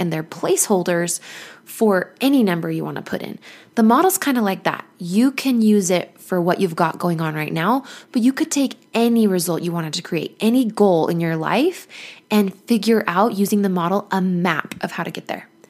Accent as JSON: {"language": "English", "town": "Mesa", "region": "Arizona", "country": "United States", "tie": "born or raised there", "moved": "yes", "said": "my hometown of Mesa, Arizona"}